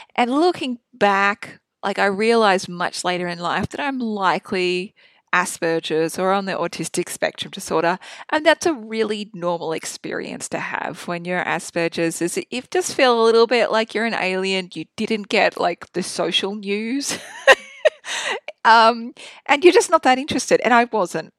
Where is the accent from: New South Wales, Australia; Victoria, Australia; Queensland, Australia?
Queensland, Australia; Proserpine; I was born in North Queensland in Prospine in Australia. It's a small country town. Um, I grew up on a cattle property.